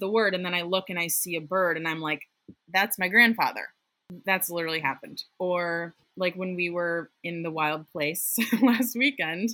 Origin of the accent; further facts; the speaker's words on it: outside Boston, Massachusetts, United States; the house I grew up in outside Boston